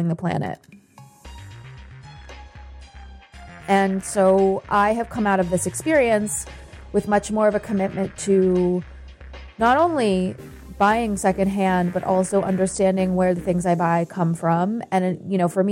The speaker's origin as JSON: {"language": "English", "country": "United States", "said": "as an American"}